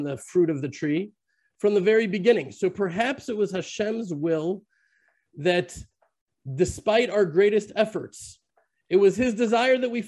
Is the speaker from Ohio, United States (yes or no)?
no; Texas, United States; now in Israel; I was born in Texas